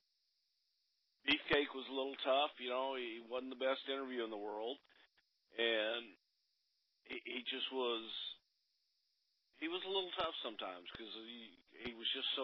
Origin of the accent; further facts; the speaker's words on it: Texas, United States; growing up in Texas